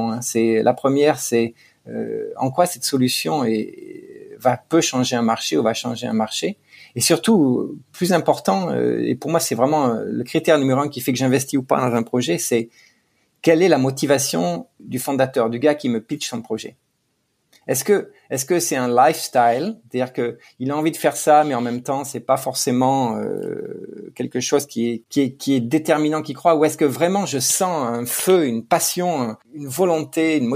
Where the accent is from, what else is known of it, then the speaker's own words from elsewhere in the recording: France; now in United States; On euh, on cache pas qu'on est français, on est fier d'être français